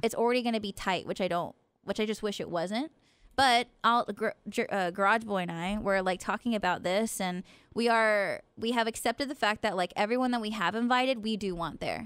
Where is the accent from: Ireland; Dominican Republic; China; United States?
United States; Stockton, California; moved away; my hometown of Stockton